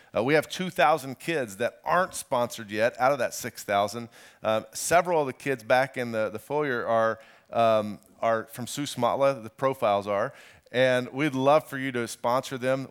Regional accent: Indiana, United States; I'm from Indiana

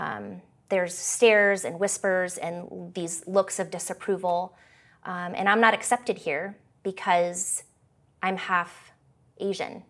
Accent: Canada; also born or lived in California; After my parents divorced at the age of eight, I moved from California to Canada, um, where I'd moved with my dad and his side of the family.

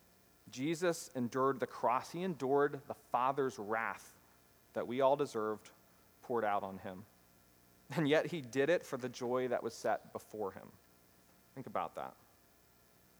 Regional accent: United States; as American Christians

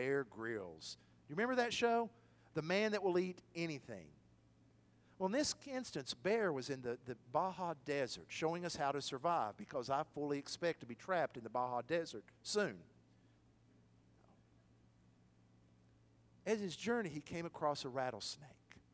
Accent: Athens, Tennessee, United States; my hometown of Athens

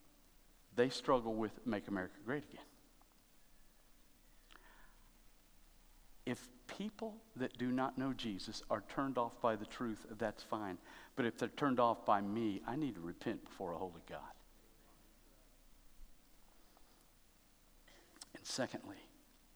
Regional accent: United States; I love being an American

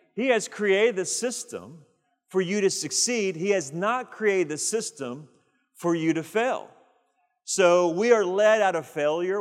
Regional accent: United States; We have rights as American citizens

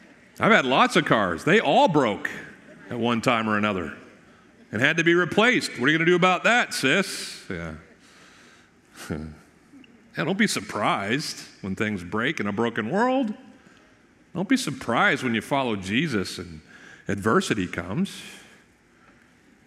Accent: Maine, United States; now in Florida, United States; where I grew up in Maine

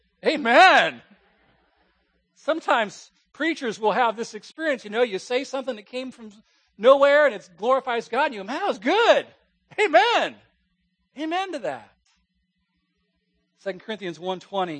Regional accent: West Coast, United States; moved away; also born or lived in Virginia; I grew up on the West Coast in a church where I heard a few amens every now and then

